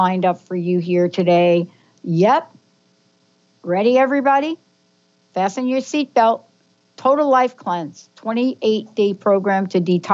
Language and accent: English; East Coast, United States; now in Seattle, United States; I grew up on the East Coast